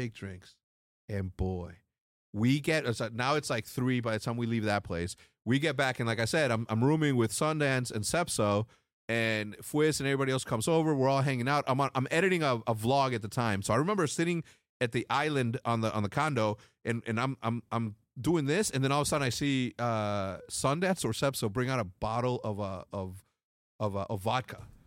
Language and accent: English; Mexico; I'm from Mexico, although Mexico City is super elevated and all that, but the part of Mexico that I'm from is not